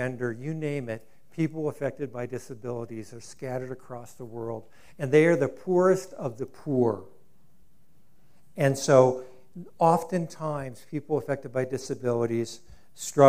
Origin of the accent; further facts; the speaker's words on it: Rio Rancho, New Mexico, United States; So this is, you know, my hometown in some regards